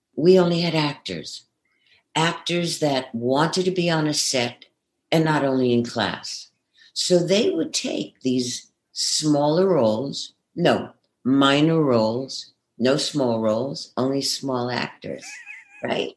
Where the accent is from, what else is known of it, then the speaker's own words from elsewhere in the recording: New York City, New York, United States; accent: Brooklyn; moved away as an adult; also born or lived in Manhattan; now in California, United States; I grew up in Brooklyn, and uh, you know, apartments in Manhattan